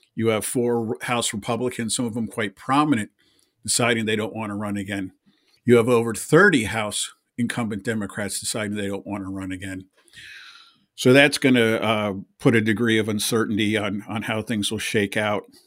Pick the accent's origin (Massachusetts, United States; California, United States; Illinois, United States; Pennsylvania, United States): Pennsylvania, United States; I'm from Pennsylvania